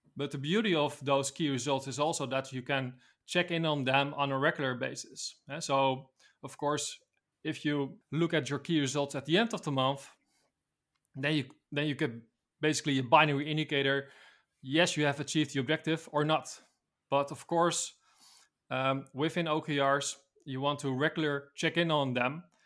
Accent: Netherlands; I'm from the Netherlands, a city close to Amsterdam.

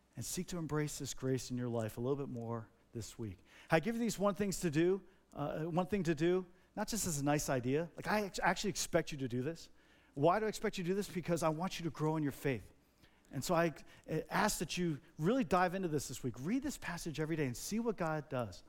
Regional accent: New Jersey, United States; I grew up in Jersey.

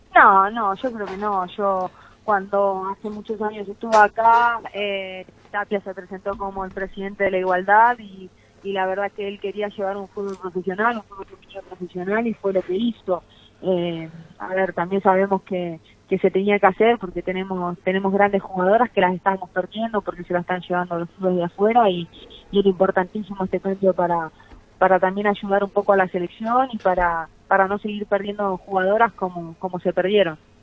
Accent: Argentina; en mi país el fútbol sea profesional

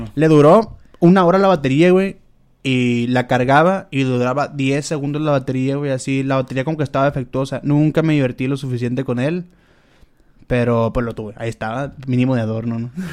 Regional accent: Culiacán, Sinaloa, Mexico

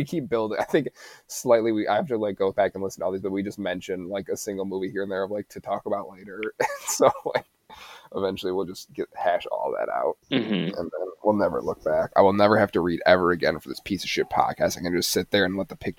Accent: United States; We're American.

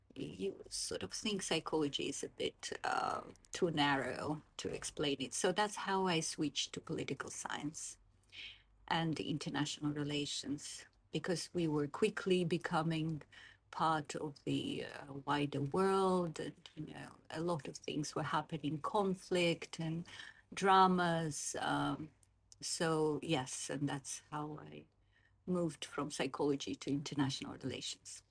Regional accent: Baku, Azerbaijan; moved away as an adult; also born or lived in Moscow, Russia; now in Oxford, United Kingdom; I was born in Moscow, but I grew up in Baku, Azerbaijan

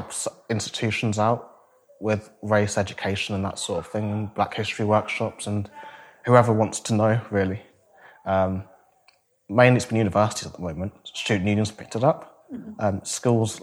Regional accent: Northampton, East Midlands, United Kingdom; I grew up in Northampton. I went to school here.

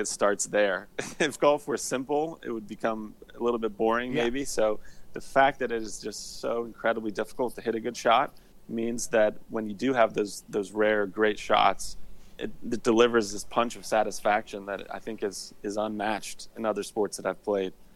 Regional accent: Indianapolis, Indiana, United States; moved away as an adult; also born or lived in Notre Dame, Indiana; now in Atlanta, United States; I grew up in Indianapolis, Indiana

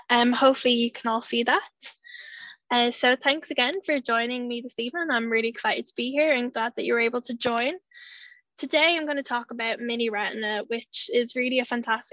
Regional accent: Dublin, Leinster, Ireland; accent: Irish; moved away as an adult; now in Newcastle, United Kingdom; I lived in Dublin for the first 23 years of my life

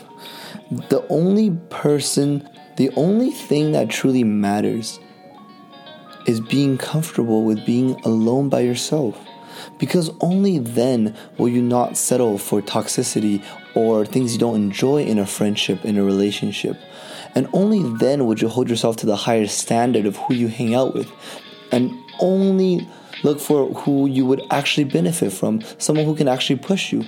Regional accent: Vancouver, British Columbia, Canada; growing up in Vancouver, all my life in Canada

